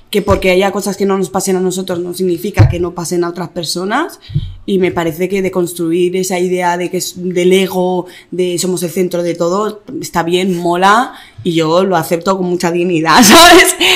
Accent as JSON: {"language": "Spanish", "town": "Barcelona", "region": "Catalonia", "country": "Spain", "tie": "born or raised there", "also_born_or_lived": "Malabo, Equatorial Guinea", "said": "Nací allí en Malabo ah. y me vine con seis años a Barcelona."}